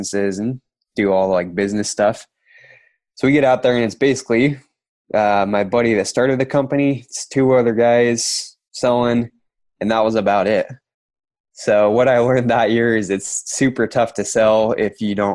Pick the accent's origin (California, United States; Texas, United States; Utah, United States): Utah, United States; Kanab; I grew up in Kanab, Utah, super tiny town, southern Utah, middle of nowhere, basically